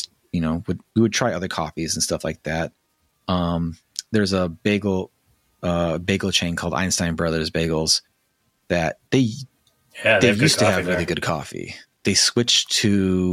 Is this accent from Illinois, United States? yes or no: yes; Chicago, Illinois, United States; moved away; I grew up in Chicago.